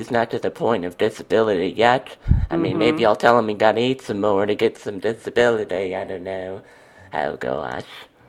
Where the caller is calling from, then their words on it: Wisconsin, United States; From Wisconsin.